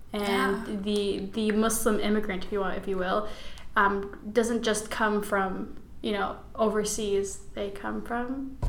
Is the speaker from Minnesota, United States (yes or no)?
no; Chicago, Illinois, United States; born there; No, I wasn't. I was born in Chicago, Illinois.